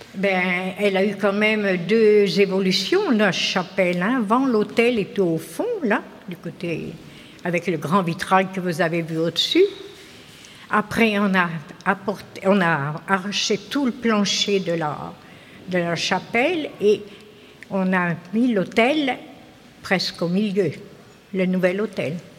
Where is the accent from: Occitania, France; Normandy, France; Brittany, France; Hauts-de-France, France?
Normandy, France; Tourgéville; je suis originaire de Tourgéville-sur-Mer